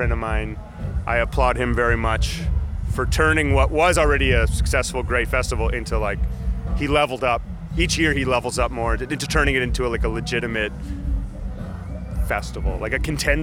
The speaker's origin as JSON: {"language": "English", "town": "Winnipeg", "region": "Manitoba", "country": "Canada", "said": "I'm a guy from Winnipeg, musician, guitar player"}